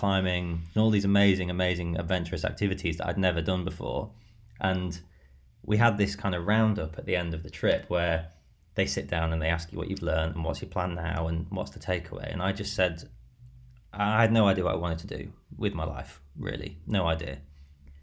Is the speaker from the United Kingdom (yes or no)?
yes; Skegness, East Midlands, United Kingdom; also born or lived in Grimsby; I was born in Grimsby and I was brought up in Skegness.